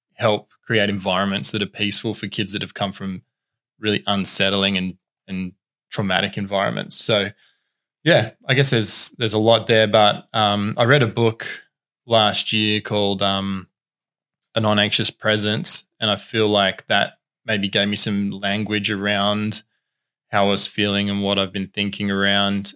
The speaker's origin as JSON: {"language": "English", "region": "Tasmania", "country": "Australia", "tie": "born or raised there", "also_born_or_lived": "Queensland", "said": "I was originally born in Queensland. Our family moved to Tassie when I was ten. Um, and so have been here ever since, been on the Northwest Coast ever since."}